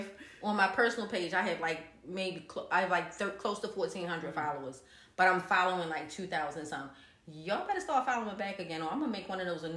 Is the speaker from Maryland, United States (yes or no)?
yes; Baltimore, Maryland, United States; we are from Baltimore.